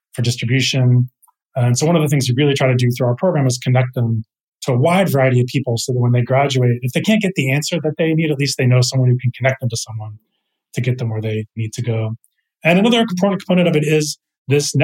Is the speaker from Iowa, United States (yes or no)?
no; Texas, United States; moved away as an adult; now in San Francisco, United States; I'm from Texas originally, and I moved out to California. I'm in San Francisco now